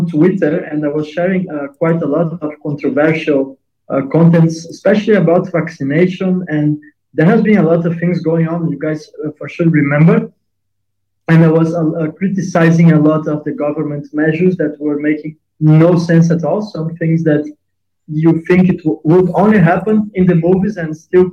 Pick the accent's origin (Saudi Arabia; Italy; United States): Italy; moved away; also born or lived in Portugal; I am from Italy.